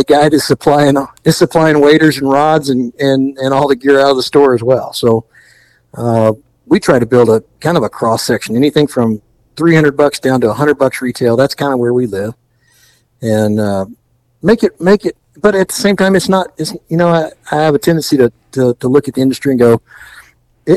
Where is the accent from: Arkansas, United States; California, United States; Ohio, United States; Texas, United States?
Texas, United States; Gulf Coast; I grew up on the Gulf Coast in Texas, so I spent a lot of time doing surf fishing as well